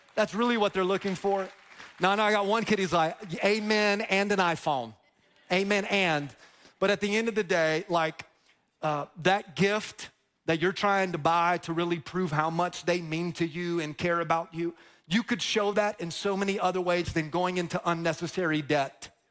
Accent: Dover, Florida, United States; also born or lived in Plant City, Florida / Tampa, Florida; I grew up in Dover, which is like the, the country of Plant City. And I grew up on this long dirt road, Feetsway Road in Dover, Florida

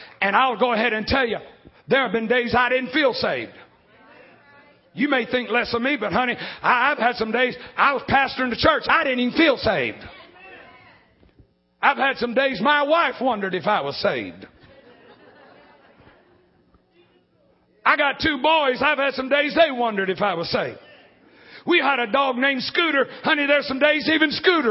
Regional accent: Alabama, United States; I'm from Alabama

